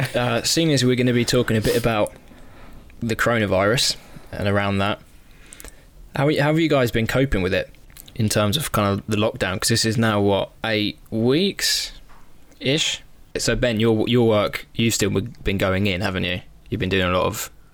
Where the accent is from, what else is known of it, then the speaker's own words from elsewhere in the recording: United Kingdom; we're British